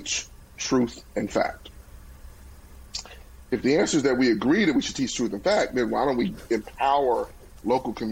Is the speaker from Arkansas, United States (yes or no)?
yes; Pine Bluff, Arkansas, United States; my hometown of Pine Bluff